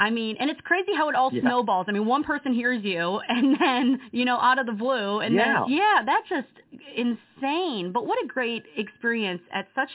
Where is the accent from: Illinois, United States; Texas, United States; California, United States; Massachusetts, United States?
Illinois, United States; now in Medina, United States; I'm originally from Illinois, but we just moved to Medina, Tennessee, which is like 30 minutes out of Jackson